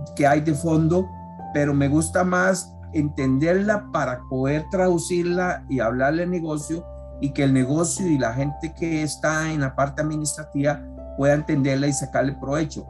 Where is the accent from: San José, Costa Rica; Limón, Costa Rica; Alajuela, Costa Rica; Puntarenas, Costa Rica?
San José, Costa Rica; accent: Costa Rican R; soy costarricense y todos los amigos extranjeros lo notarán por, por nuestra R, fácilmente identificable nosotros los ticos. Tengo 56 años, nací en San José acá en el año 65